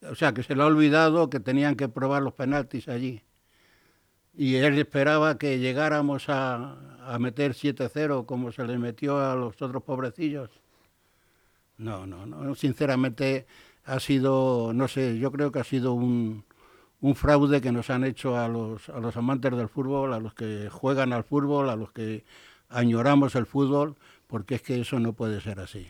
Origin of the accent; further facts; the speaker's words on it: Spain; soy un español que la R no lo pronunciado